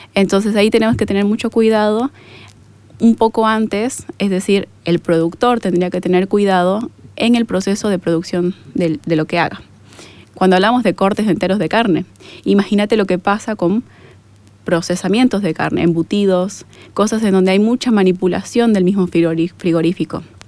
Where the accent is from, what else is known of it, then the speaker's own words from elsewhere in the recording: Bolivia; yo tengo dudas como boliviana